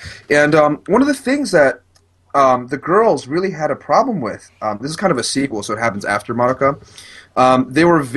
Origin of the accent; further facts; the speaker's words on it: California, United States; I'm from California